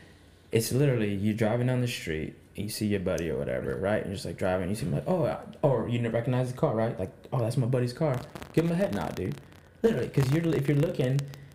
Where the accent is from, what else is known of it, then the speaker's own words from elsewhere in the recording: Texas, United States; I'm from Texas, so we say y'all